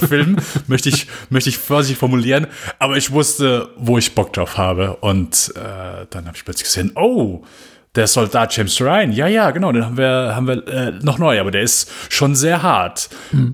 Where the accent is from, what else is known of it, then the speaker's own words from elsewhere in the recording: Germany; bei uns in Deutschland